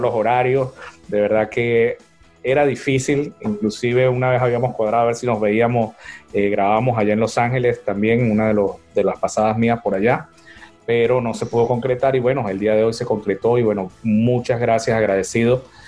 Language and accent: Spanish; San Cristóbal, Táchira, Venezuela; also born or lived in Zulia; now in San Diego, United States; no soy tachirense, pero me siento gocho de corazón, soy zuliano, pero criado todo el tiempo en Barrio Obrero